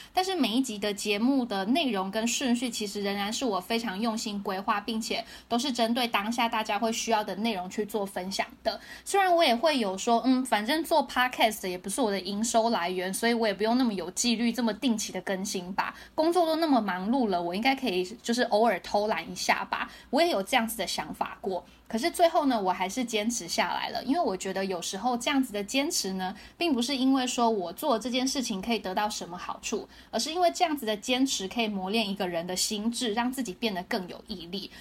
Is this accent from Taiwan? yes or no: yes; Taiwan; moved away as an adult; now in San Francisco, United States; 身为一个台湾人，我们是没有机会可以看到那么多游民的